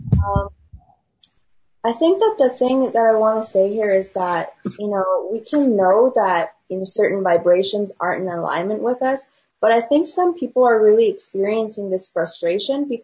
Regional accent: China; moved away; I grew up in China

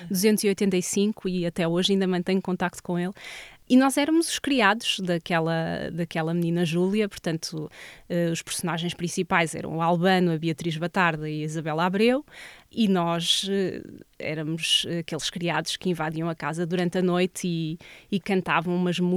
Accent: Vila Nova de Famalicão, Norte, Portugal; moved away as an adult; also born or lived in Lisbon; now in Castelo Branco, Portugal; Eu sou de Vila Nova

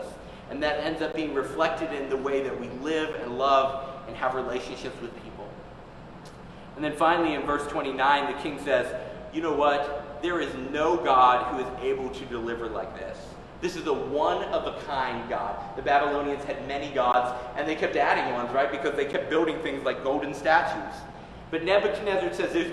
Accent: Tennessee, United States; growing up in Tennessee, my grandfather was a smoker

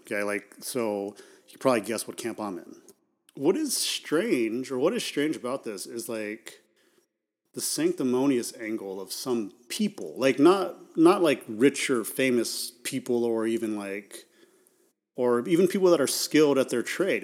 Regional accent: United States; being American

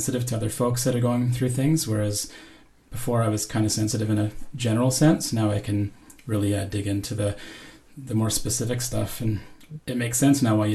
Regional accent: Powell River, British Columbia, Canada; I was born in Powell River, a small coastal town in British Columbia, Canada

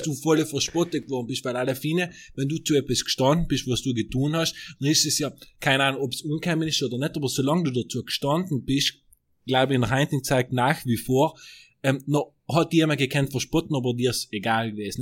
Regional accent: South Tyrol, Trentino-Alto Adige, Italy; wir Südtiroler

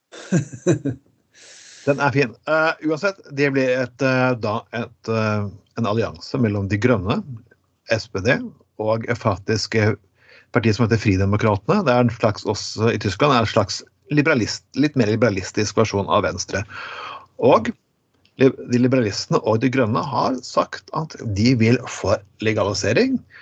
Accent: Telemark, Norway; Jeg er fra Telemark, og det er nok konservativt i Grenland

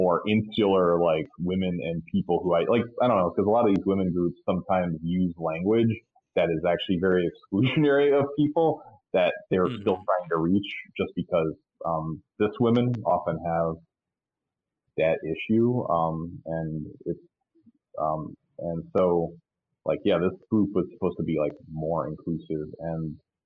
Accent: New York, United States; I grew up in New York

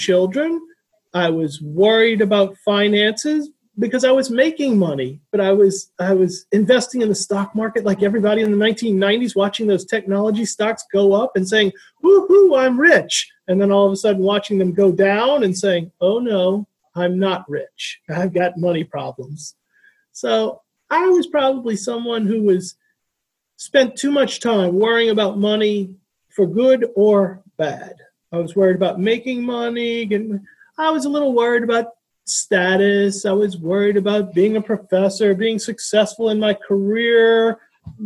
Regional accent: New Orleans, Louisiana, United States; now in Laredo, United States; I grew up in New Orleans, Louisiana, and none of my family really had strokes

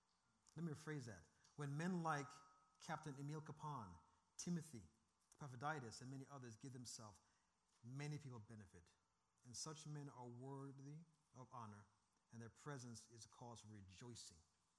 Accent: Seattle, Washington, United States; I come from Seattle where that is a very, very true statement.

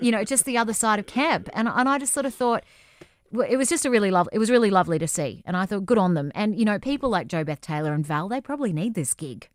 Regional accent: Coffs Harbour, New South Wales, Australia; grew up in Coffs Harbour, my hometown.

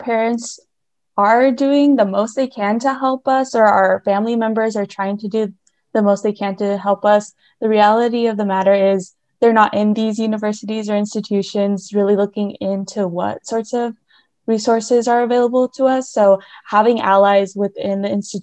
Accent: Hermiston, Oregon, United States; I'm originally from Hermiston, Oregon, which is about 4 hours east of our Corvallis campus.

